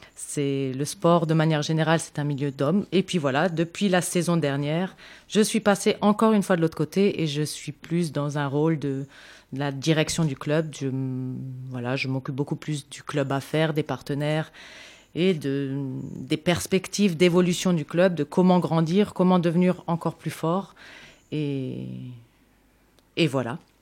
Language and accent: French; Mulhouse, Grand Est, France; je viens de Mulhouse, donc je suis née à Mulhouse.